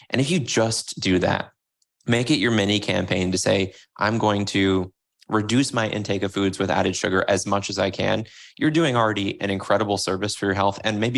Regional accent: Florida, United States; So when I grew up in Florida, getting the sweetened tea was a thing.

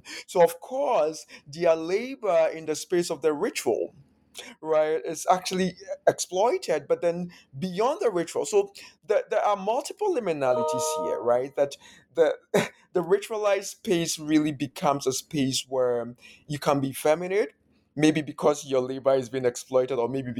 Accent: Ghana; So growing up in Ghana, this project really then somehow also allowed me to time travel into the past

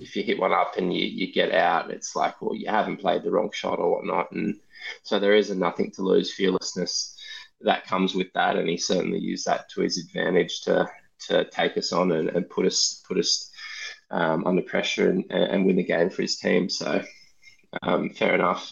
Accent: Australia; a Australian cricketer

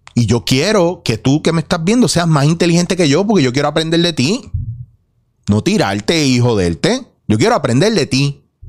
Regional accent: Puerto Rico; como puertorriqueños

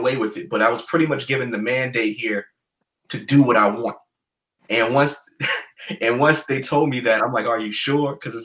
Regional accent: Virginia, United States; my home state

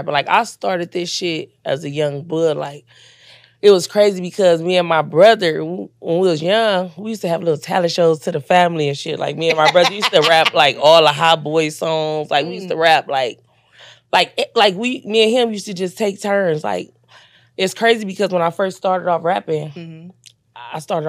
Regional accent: Los Angeles, California, United States; from Watts, Nickerson Garden Projects

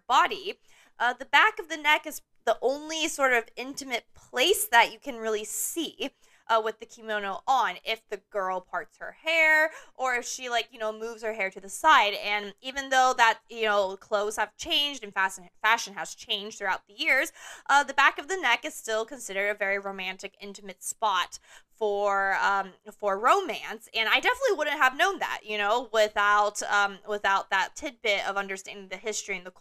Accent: United States; all three of us here growing up as Asian American

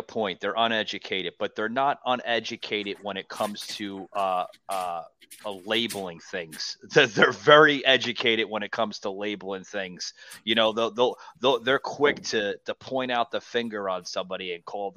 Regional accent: United States; I grew up north in the New Jersey, New York City area

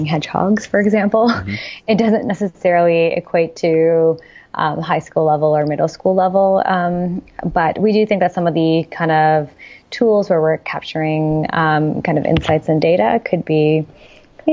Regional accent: Canada; also born or lived in Silicon Valley; now in Toronto, Canada; as a Canadian, we did move to Silicon Valley, and you can stay for up to 6 months as a Canadian

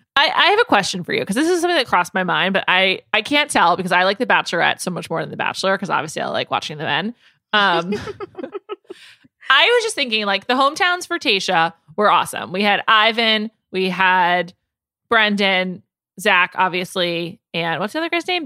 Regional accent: New York, United States; moved away as an adult; also born or lived in Chicago; I grew up in New York, went to college in Chicago

